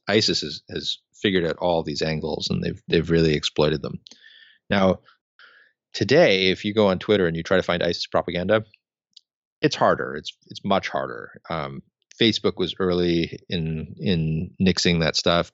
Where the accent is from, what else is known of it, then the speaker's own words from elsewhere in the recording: United States; as an American